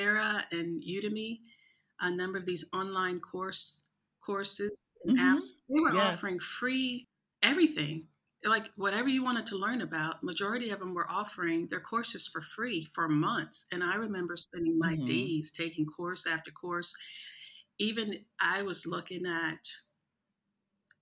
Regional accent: East St. Louis, Illinois, United States; moved away as an adult; now in Abu Dhabi, United Arab Emirates; growing up in East St. Louis, which is a really, really rough city

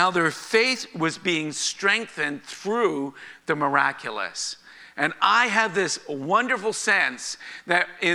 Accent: Canada; being Canadian

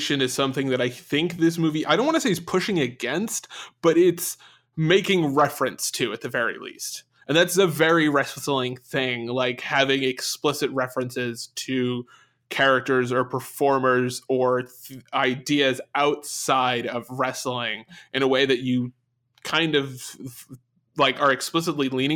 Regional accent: England, United Kingdom; As an English person

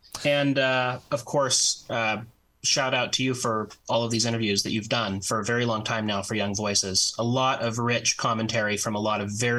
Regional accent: Ogden, Utah, United States; I'm originally from Ogden, Utah. I say originally, I still live in Ogden, Utah with my wife and son.

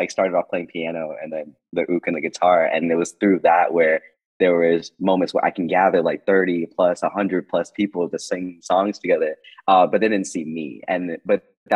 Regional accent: Boston, Massachusetts, United States; I am from Boston

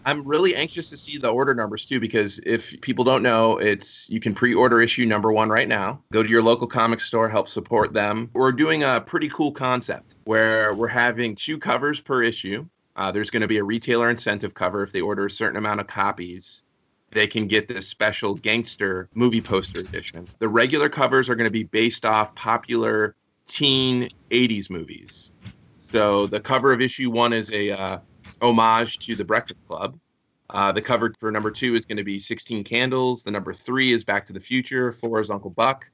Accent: Fort Myers, Florida, United States; I grew up here in Fort Myers

